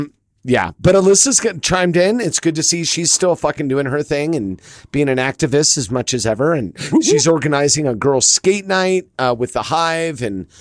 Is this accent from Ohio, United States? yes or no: no; Los Angeles, California, United States; now in Colorado, United States; I grew up in LA.